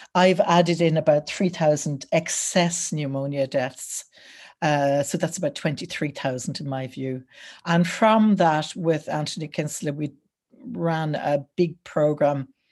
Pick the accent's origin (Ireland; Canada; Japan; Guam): Ireland; Wexford, Leinster; I'm from Wexford